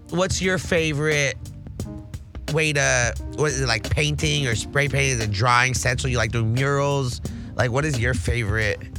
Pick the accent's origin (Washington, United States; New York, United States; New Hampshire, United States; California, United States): California, United States; Los Angeles; I'm oh, from yeah, LA too, but you know I'm the, I'm born in in the valley, so it's a little different than Torrance and Cerritos.